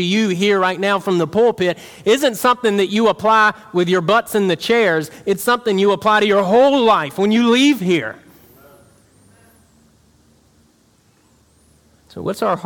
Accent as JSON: {"language": "English", "region": "South Georgia", "country": "United States", "tie": "born or raised there", "moved": "yes", "said": "Where I'm from in South Georgia, like, it's like a capital Bible Belt."}